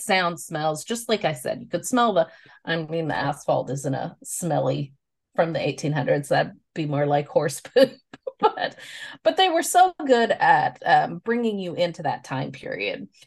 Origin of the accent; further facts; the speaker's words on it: the Ozarks, United States; We are two sisters from the Ozarks